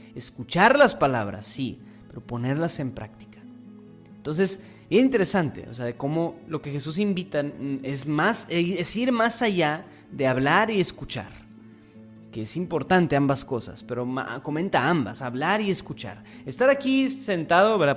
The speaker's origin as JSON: {"language": "Spanish", "country": "Mexico", "said": "como iglesia mexicana"}